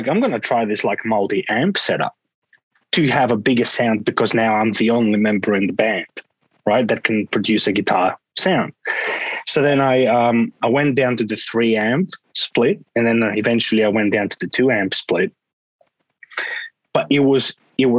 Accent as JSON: {"language": "English", "country": "Greece", "tie": "born or raised there", "moved": "yes", "lives_now": "Australia", "said": "growing up in Greece"}